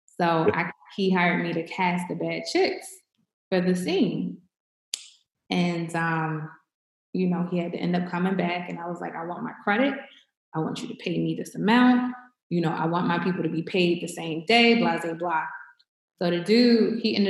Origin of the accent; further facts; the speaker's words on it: Baltimore, Maryland, United States; I'm from Baltimore City, born and raised